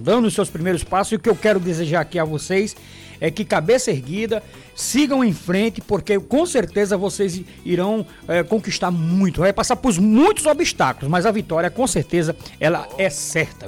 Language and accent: Portuguese; Paraíba, Brazil; minha terra, o esporte da Paraíba